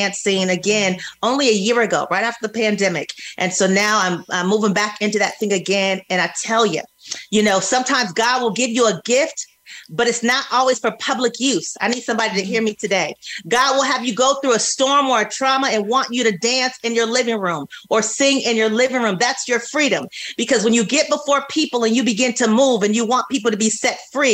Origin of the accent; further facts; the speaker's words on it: California, United States; moved away as an adult; also born or lived in Georgia; I grew up in California, so I saw a lot, surrounded by a lot